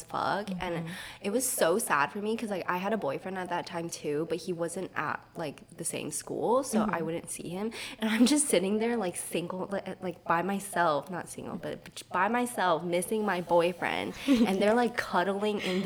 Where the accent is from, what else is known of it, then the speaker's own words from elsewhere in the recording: Taiwan; moved away; we're both from Taiwan